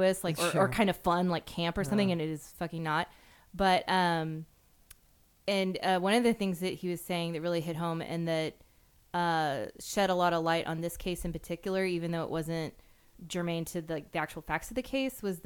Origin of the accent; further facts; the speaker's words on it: United States; as an American